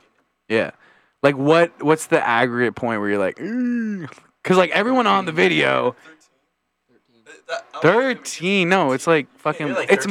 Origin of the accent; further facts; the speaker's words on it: New Jersey, United States; I'm from Jersey too